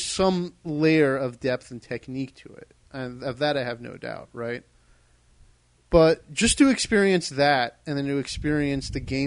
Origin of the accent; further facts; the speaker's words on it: Maryland, United States; I'm from Maryland